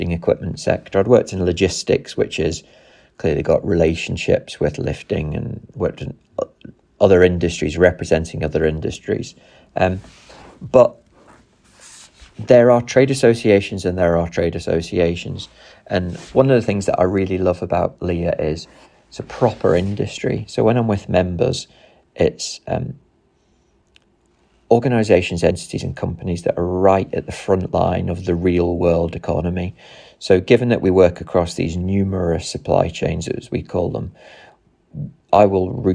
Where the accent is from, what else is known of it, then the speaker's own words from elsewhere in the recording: Nottinghamshire, East Midlands, United Kingdom; I grew up in Nottinghamshire in the 1990s